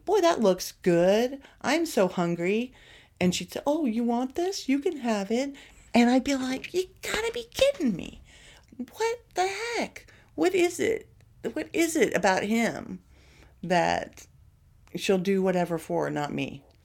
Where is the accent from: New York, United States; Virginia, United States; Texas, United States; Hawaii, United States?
Texas, United States; growing up in Texas